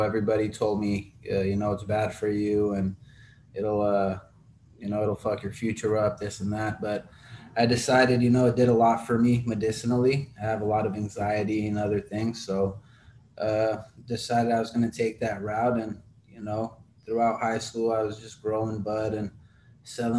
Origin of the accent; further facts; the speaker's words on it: Los Angeles, California, United States; I grew up right here in LA.